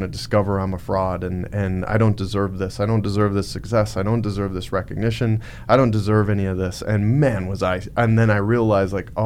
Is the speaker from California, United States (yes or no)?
no; Montana, United States; I'm from Montana.